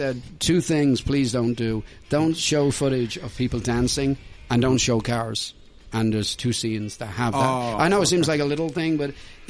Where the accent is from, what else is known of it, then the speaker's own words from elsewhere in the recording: Ireland; moved away; also born or lived in Dublin, Ireland; I'm obviously European, you know. My family live in Dublin, Ireland. I'm Irish.